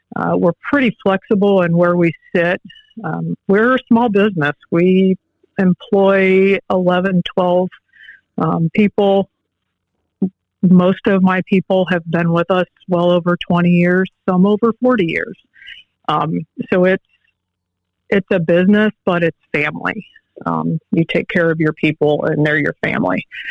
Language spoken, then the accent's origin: English; Allen County, Northwest Ohio, United States; I'm from Allen County in Northwest Ohio born and raised here